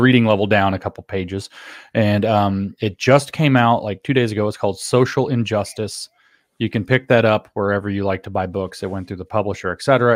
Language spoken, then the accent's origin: English; the South, United States; growing up in the South, was never required to read the Constitution itself in my schooling